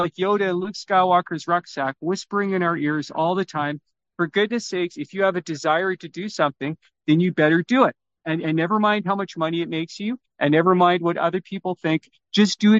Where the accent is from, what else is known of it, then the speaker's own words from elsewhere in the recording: Vancouver, British Columbia, Canada; also born or lived in Toronto; I was born in Toronto, but came to Vancouver in 1969.